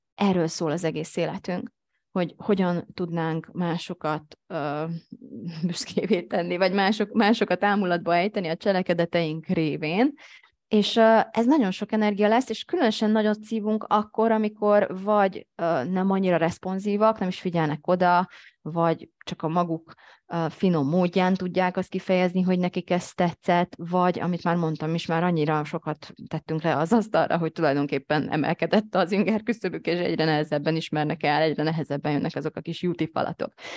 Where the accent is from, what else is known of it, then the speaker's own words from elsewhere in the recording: Hungary; én is magyar vagyok